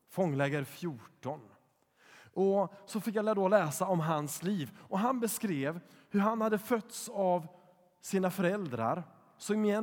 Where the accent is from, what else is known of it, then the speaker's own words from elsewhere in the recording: Poland; när jag var sex år gammal så fick jag låna en barnbok från min katolska kompis i Polen där jag växte upp.